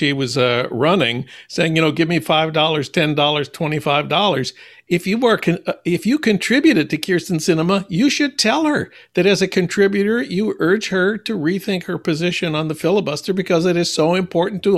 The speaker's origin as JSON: {"language": "English", "town": "Saint Paul", "region": "Minnesota", "country": "United States", "tie": "born or raised there", "said": "my hometown of St. Paul"}